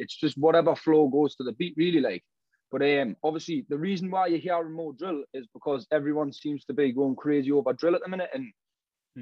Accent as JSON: {"language": "English", "town": "Newcastle upon Tyne", "region": "North East England", "country": "United Kingdom", "said": "I'm from Kingston Park, obviously Newcastle"}